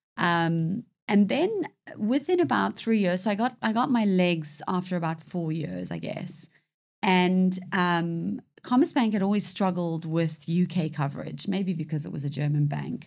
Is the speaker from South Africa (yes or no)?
yes; South Africa; now in United Kingdom; I was born in South Africa to a British mother, Zambian father. Came over to the U K in nineteen ninety-nine.